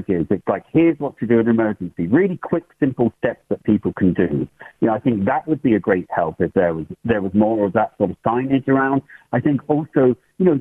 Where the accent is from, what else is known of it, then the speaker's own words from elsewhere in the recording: England, United Kingdom; moved away as an adult; now in Ireland; you could probably hear from the accent that I'm from England originally, but I'm living in Ireland over 30 years.